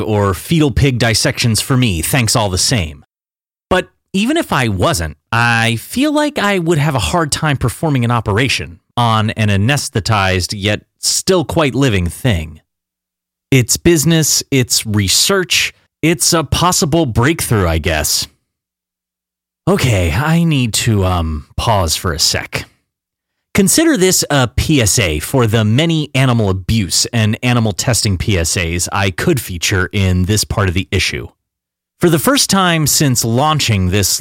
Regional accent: United States; a middle-class American kid growing up in the late 80s and early 90s

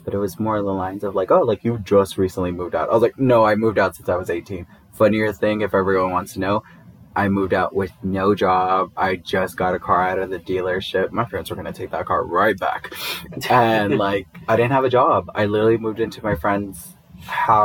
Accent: Inglewood, California, United States; moved away; the certain part of Inglewood where I grew up

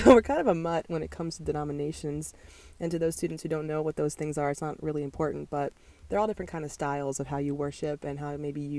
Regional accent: Gettysburg, Pennsylvania, United States; So I was born and raised in the Gettysburg area

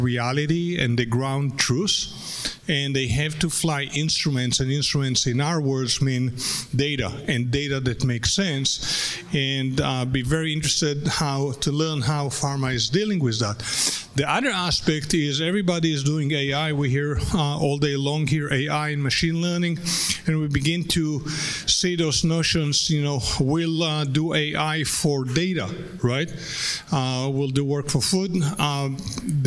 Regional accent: United States; me as an American

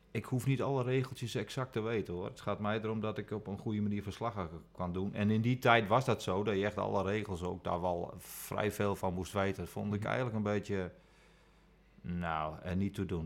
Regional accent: Friesland, Netherlands; ik ben in Friesland opgegroeid

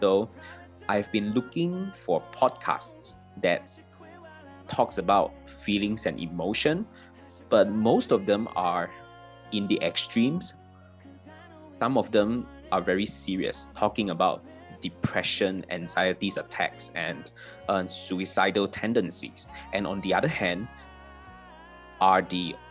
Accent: Malaysia; moved away as an adult; also born or lived in Singapore; now in Kuala Lumpur, Malaysia; even though I come from Malaysia, I have never spent my life in Kuala Lumpur, right? I've spent the past 10 years of my life living in Singapore.

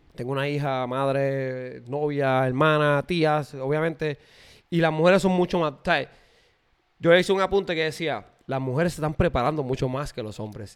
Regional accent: Puerto Rico; now in United States; yo soy de Puerto Rico

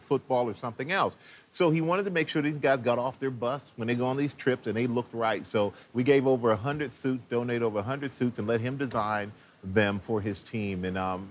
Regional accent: Texas, United States; moved away as an adult; now in New York City, United States; I'm from Texas

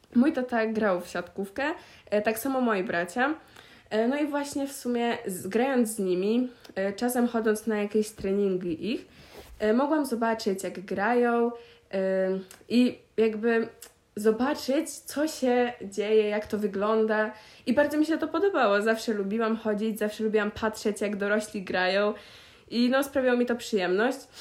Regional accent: Pieniężno, Warmian-Masurian Voivodeship, Poland; do Pieniężna, mojego rodzinnego miasta

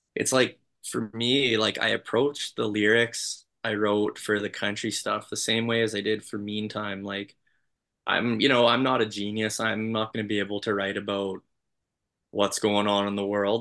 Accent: Canada; I'm just gonna sound like a Canadian

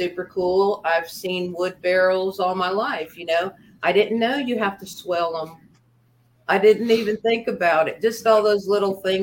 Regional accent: the Everglades, Florida, United States; moved away; also born or lived in South Carolina; I grew up in the Everglades

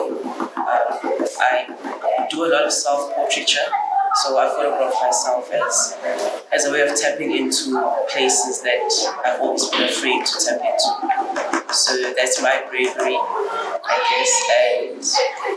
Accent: Eastern Cape, South Africa; now in Cape Town, South Africa; I was born in the Eastern Cape in a town called Ibarra

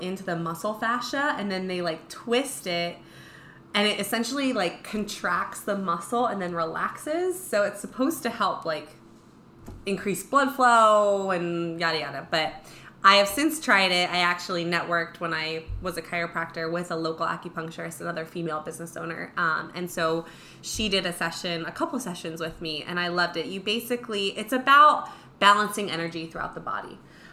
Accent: New Jersey, United States; moved away as an adult; now in Quad Cities, Iowa, United States; my hometown in Jersey

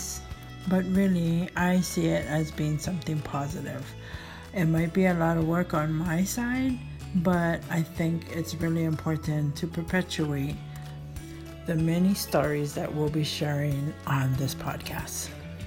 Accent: Native Hawaiian, United States; as a Kanaka Maoli myself

